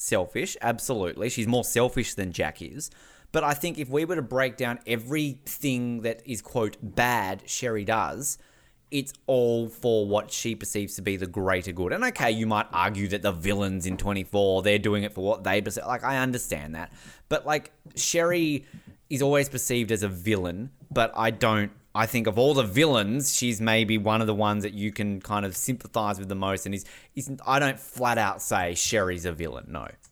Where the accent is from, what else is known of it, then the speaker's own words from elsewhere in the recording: Australia; as an Australian